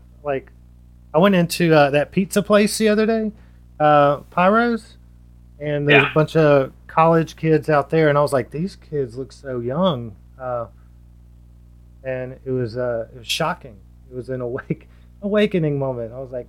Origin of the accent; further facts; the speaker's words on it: Laurel, Mississippi, United States; now in Hattiesburg, United States; I'm from Laurel, or So-So, but it's essentially Laurel, which is right up the road from Hattiesburg. And I moved to Hattiesburg a year ago.